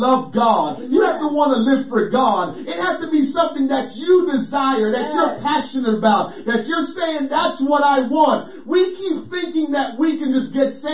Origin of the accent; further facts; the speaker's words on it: Jamaica; growing up in Jamaica